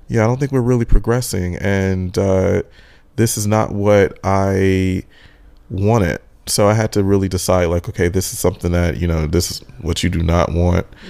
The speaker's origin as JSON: {"language": "English", "region": "Michigan", "country": "United States", "also_born_or_lived": "Texas / Los Angeles", "moved": "as an adult", "said": "I'm originally from Michigan, and I've always wanted to move away from Michigan."}